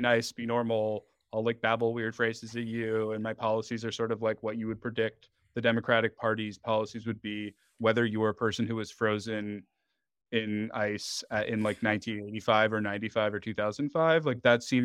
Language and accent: English; New York City, New York, United States; I'm, I'm from Manhattan